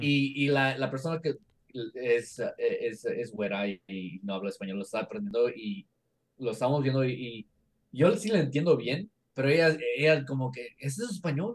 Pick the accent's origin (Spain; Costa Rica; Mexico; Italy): Mexico; los mexicanos hablamos español.